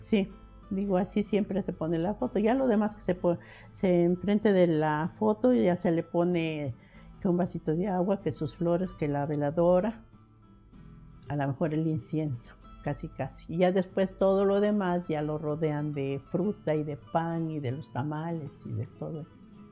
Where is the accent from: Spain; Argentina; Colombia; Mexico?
Mexico; San Andrés Cholula, Puebla; yo nací en San Andrés Cholula, este, en el centro a un, costado de la parroquia de San Andrés